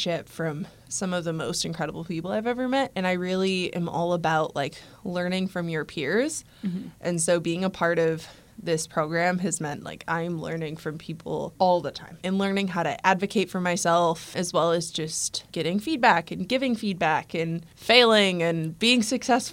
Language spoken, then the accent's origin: English; Chicago, Illinois, United States; I am from Chicago, Illinois